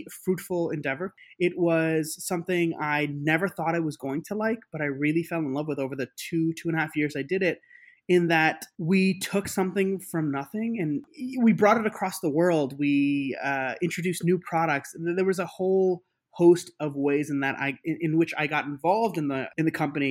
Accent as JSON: {"language": "English", "town": "New York City", "region": "New York", "country": "United States", "tie": "born or raised there", "said": "I grew up in New York City"}